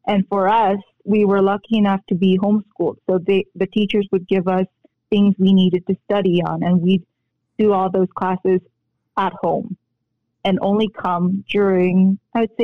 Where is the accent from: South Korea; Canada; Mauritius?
South Korea; moved away; also born or lived in Philippines; coming from Korea and growing up in the Philippines, I was lucky enough to be raised in the Philippines